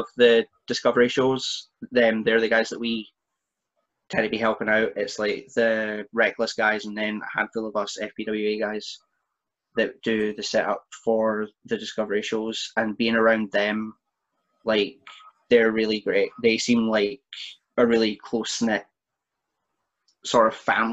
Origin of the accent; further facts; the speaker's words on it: Perth, Scotland, United Kingdom; my hometown in Perth